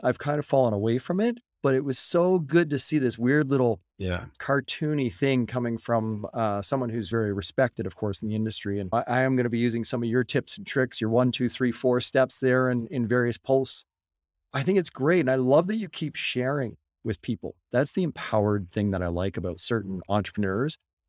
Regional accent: Canada; We're Canadian

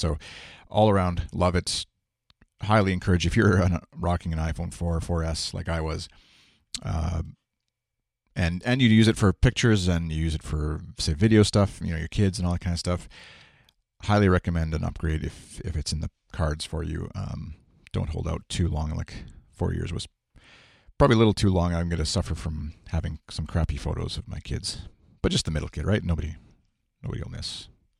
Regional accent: Saskatoon, Saskatchewan, Canada; I'm Canadian. I'm from Saskatchewan, Saskatoon, in the middle of Canada.

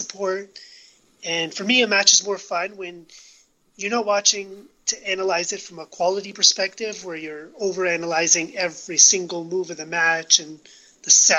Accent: Canada; I'm from Canada

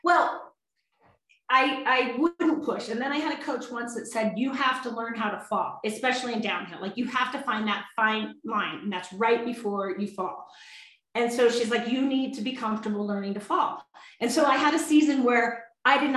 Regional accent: Sun Valley, Idaho, United States; I'm from Sun Valley, Idaho. I'm not an East Coast skier

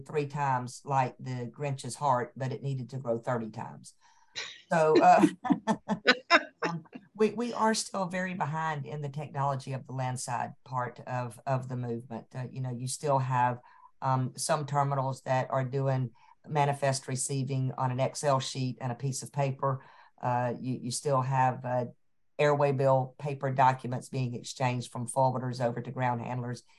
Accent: Atlanta, Georgia, United States; I'm a Georgia girl. I tell folks all the time, I'm so Atlantan, I'm a Grady baby

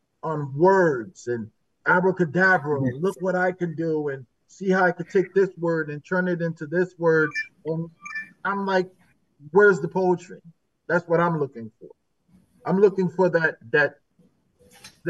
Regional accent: New Haven, Connecticut, United States; I was born and raised in New Haven

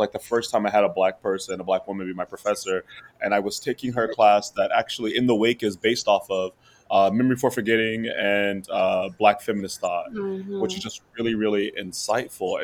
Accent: Southeast Kansas, United States; originally I'm from Southeast Kansas

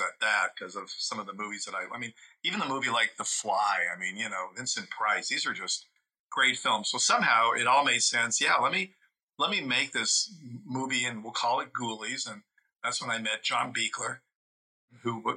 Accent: Italy; moved away; I grew up in Italy. So, you know, people say I was culturally deprived because I didn't grow up in the States.

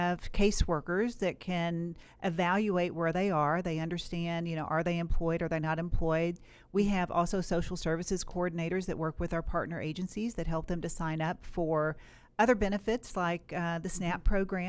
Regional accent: Kentucky, United States; Yeah, so, you know, I grew up in Western Kentucky, and, you know, I had a very hardworking father.

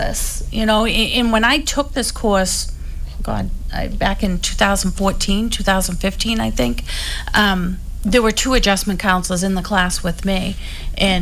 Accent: Hull, Massachusetts, United States; I'm kind of from Hull, too

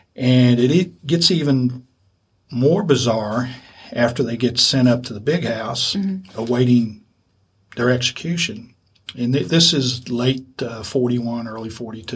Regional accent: Lexington, Kentucky, United States; I grew up here in Lexington

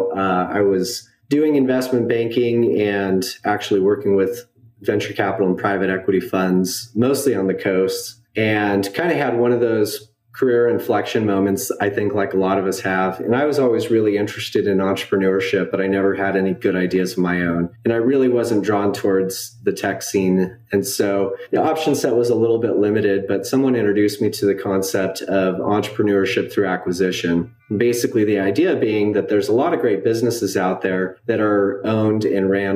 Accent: Idaho, United States; moved away; also born or lived in Washington / Bentonville, Arkansas; I grew up in Idaho

